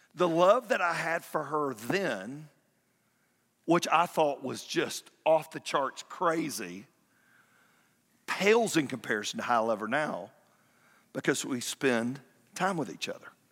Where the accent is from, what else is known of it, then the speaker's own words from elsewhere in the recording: Fayetteville, United States; moved away; I drove down to my hometown